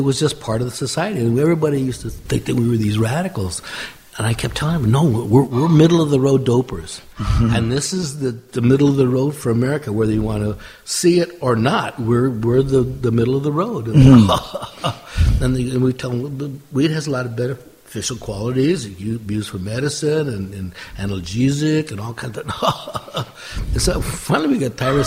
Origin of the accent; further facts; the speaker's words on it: California, United States; moved away as an adult; also born or lived in Canada; I'm from California